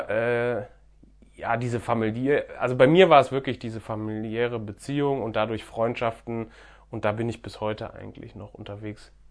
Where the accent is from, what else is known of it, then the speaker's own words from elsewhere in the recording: Düsseldorf, North Rhine-Westphalia, Germany; ich komme aus Düsseldorf ja. Ähm, Düsseldorf hat ja relativ viele Einwohner.